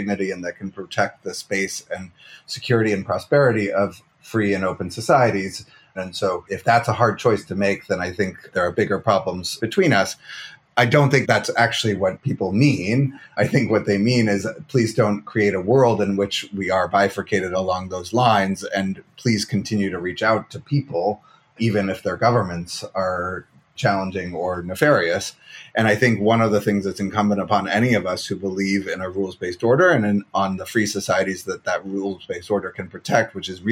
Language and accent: English; United States; as an American